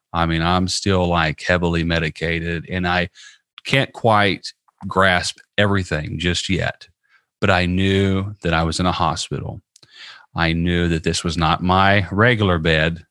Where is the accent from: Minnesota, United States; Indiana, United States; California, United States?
Indiana, United States; Southern; now in Tampa, United States; I live in Tampa, Florida, and I'm originally from Southern Indiana